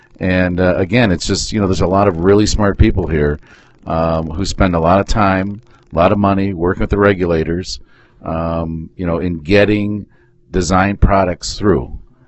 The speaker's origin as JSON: {"language": "English", "region": "Michigan", "country": "United States", "said": "So we're from Michigan, and we enjoy"}